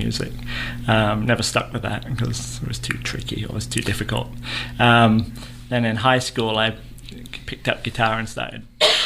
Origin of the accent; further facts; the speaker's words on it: England, United Kingdom; accent: English; moved away as an adult; also born or lived in Dothan, Alabama; now in United States; I'm from England. I've been over here 18 years now